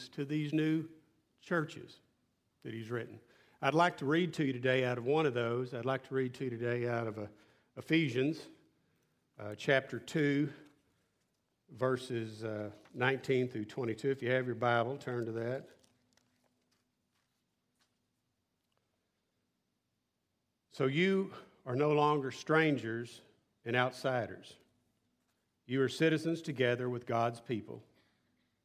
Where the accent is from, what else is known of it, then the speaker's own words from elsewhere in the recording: West Texas, United States; I grew up in West Texas, flat